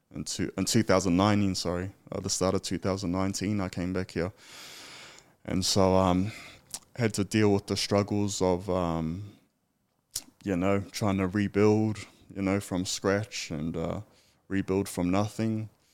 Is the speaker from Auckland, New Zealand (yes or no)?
no; Tokoroa, Waikato, New Zealand; moved away; also born or lived in Australia; originally from a small town called Tokoro